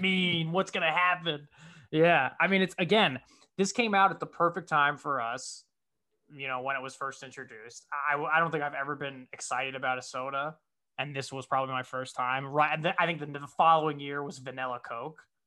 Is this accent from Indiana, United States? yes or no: no; Connecticut, United States; moved away as an adult; now in Los Angeles, United States; the place where I grew up in Connecticut